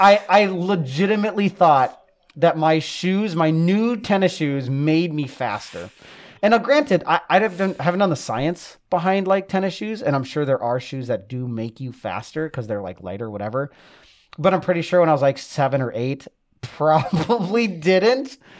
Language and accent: English; Maple Grove, Minnesota, United States; I grew up in Maple Grove, so I'm, I'm like a city slicker.